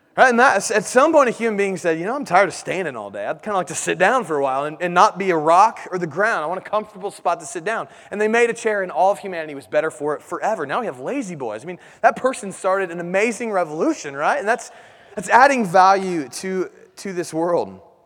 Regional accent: Indianapolis, Indiana, United States; growing up in Indianapolis

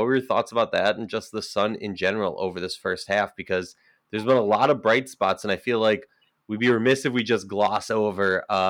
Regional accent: Minnesota, United States; born or raised there

